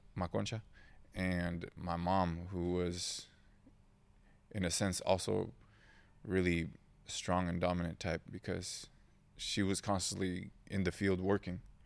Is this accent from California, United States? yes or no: yes; Oceanside, California, United States; English is a second language; also born or lived in Mexico; I was born in San Diego, well, not San Diego quite, Oceanside